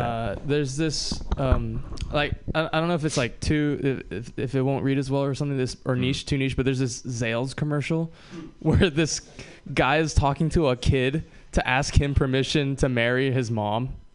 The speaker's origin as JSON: {"language": "English", "region": "Hawaii", "country": "United States", "tie": "born or raised there", "moved": "yes", "said": "I'm from Hawaii. Uh, it's uh, you know, growing up in Hawaii was awesome"}